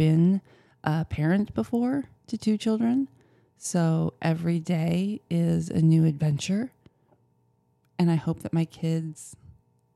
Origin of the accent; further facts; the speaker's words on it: Wisconsin, United States; I grew up in the Midwest.